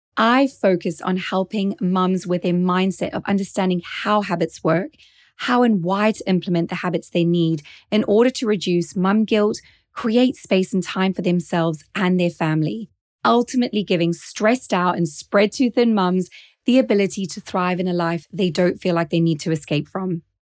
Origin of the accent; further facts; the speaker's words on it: South Africa; accent: slight South African accent; now in Norfolk, United Kingdom; I'm originally South African born, which is where you're hearing that slight accent. But nowadays, I live in Norfolk in the UK